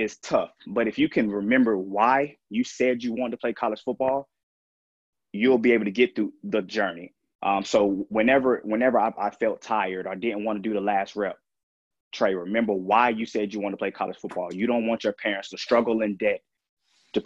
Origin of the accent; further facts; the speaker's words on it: Durham, North Carolina, United States; growing up in Durham